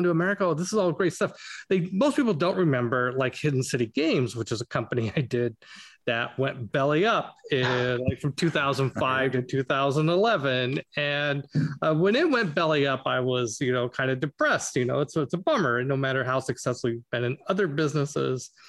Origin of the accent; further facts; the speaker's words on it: Idaho, United States; moved away; I was born in Idaho in a farming community, and went to Boeing